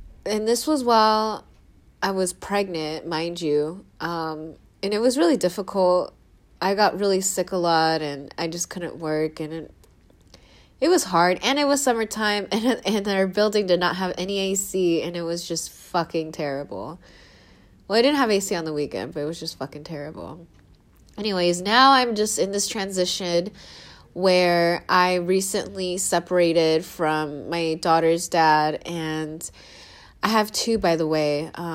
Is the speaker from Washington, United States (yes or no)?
yes; Seattle, Washington, United States; moved away as an adult; now in San Diego, United States; my family moved up to Seattle when I was 7 years old